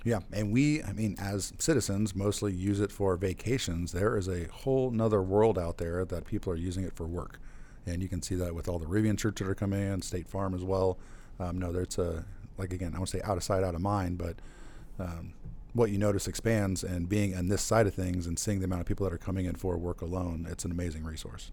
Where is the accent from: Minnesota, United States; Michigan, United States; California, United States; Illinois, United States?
Illinois, United States; Central; also born or lived in Chicagoland; growing up in Central Illinois